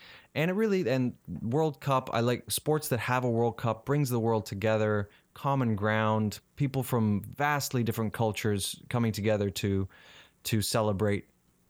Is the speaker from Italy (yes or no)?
no; South Africa; when I went to Twickenham Stadium in London as a South African fan to watch England play South Africa, I was sitting amongst English people